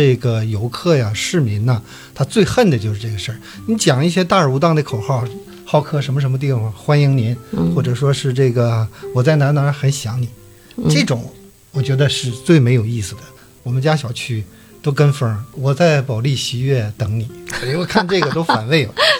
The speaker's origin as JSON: {"language": "Chinese", "town": "Dalian", "region": "Liaoning", "country": "China", "said": "我作为一个大连人，"}